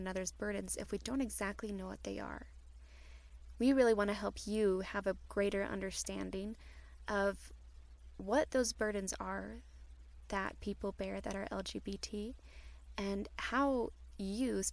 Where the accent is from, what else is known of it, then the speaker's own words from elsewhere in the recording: St. Louis, Missouri, United States; now in Utah, United States; I'm from St. Louis, Missouri, and I've been in Utah for a while now.